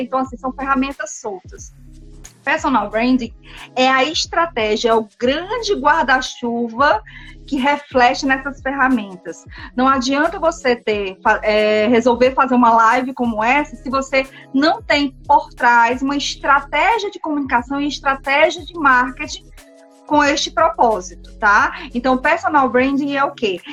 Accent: Brazil; como bons brasileiros, né, que nós somos

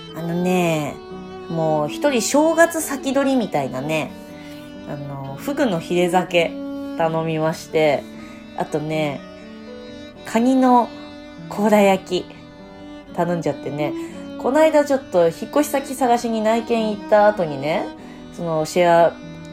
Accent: Tochigi, Japan; moved away; 私の地元栃木県

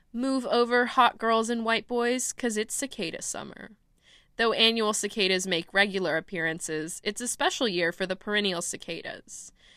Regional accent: Austin, Texas, United States; moved away; I'm from Austin, Texas

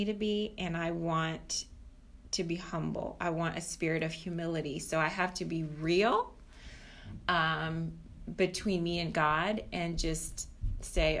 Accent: Brazil; now in United States; I'm coming originally from Brazil

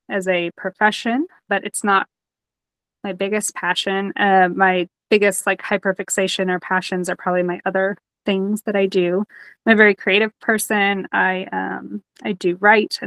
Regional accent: Nashville, Tennessee, United States; moved away as an adult; also born or lived in Detroit, Michigan / North Carolina / Cleveland, Ohio; I was born in Detroit, but I moved to the South when I was about 10. And I was raised in the Nashville area

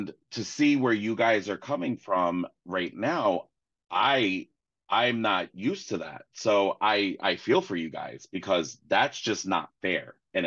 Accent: Providence, Rhode Island, United States; also born or lived in Florida; I grew up in Rhode Island and I grew up in northeastern part of the country

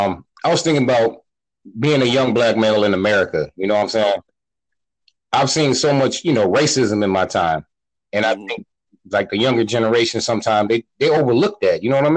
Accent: North Carolina, United States; We both from North Carolina.

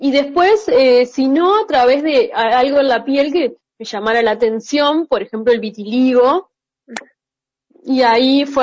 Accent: Uruguay; que yo soy uruguaya

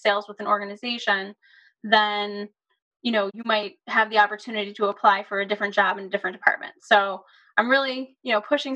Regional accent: Buffalo, New York, United States; I grew up in the Buffalo area

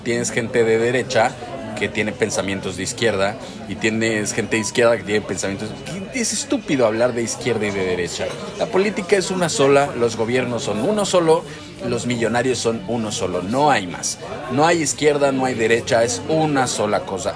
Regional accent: Mexico; moved away

